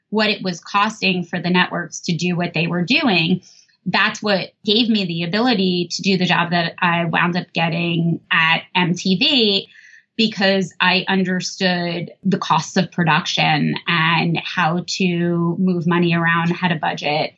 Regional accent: New Jersey, United States; I grew up in New Jersey

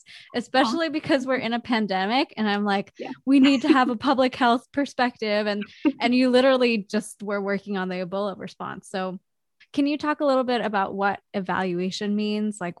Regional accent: Canada; now in United States; as Canadians living in the US

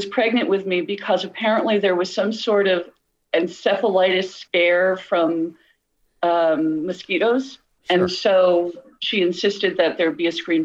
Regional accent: Perth Amboy, New Jersey, United States; moved away as an adult; also born or lived in Bridgewater, New Jersey / Cincinnati / Clarkston, Michigan; I was born in Perth Amboy, New Jersey

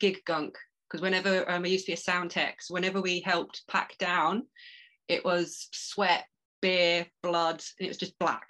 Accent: Medway Towns, South East England, United Kingdom; moved away as an adult; also born or lived in London; now in Isle of Sheppey, United Kingdom; I'm originally from Medway Towns.

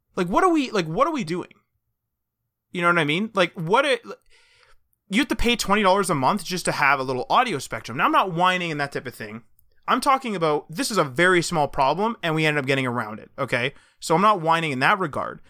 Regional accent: Canada; We're Canadian

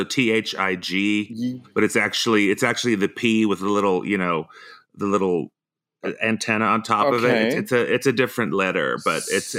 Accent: United States; born there; even though I was born in the States, I feel drawn to Iceland. I go there at least once a year, so.

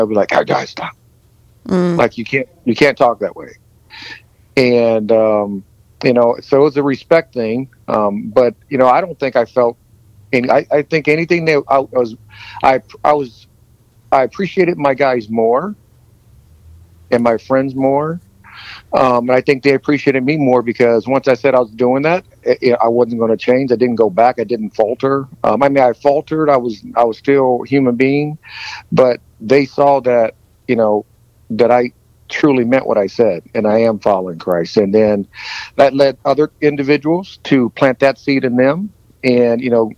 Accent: Fort Wayne, Indiana, United States; I was born and raised in a biracial family growing up in Indiana back in the 60s and 70s

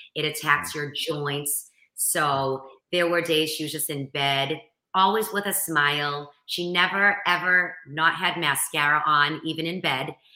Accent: Boston, Massachusetts, United States; accent: Boston; I'm from Boston

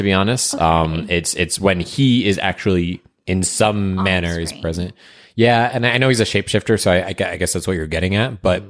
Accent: Rhode Island, United States; my home state of Rhode Island

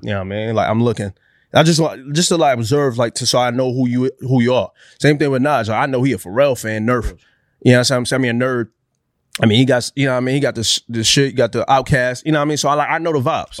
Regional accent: New York, United States; I'm from New York

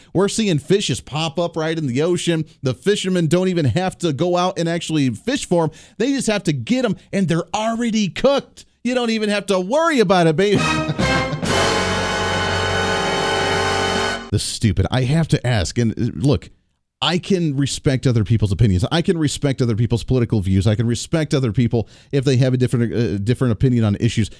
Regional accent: Kansas, United States; I come from Kansas

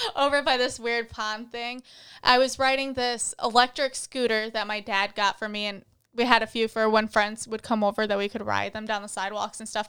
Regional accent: Michigan, United States; moved away; I grew up in Michigan

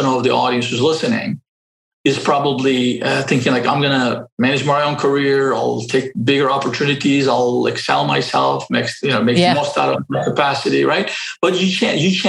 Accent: Istanbul, Turkey; moved away; I grew up in Istanbul, and I got educated everything in public schools

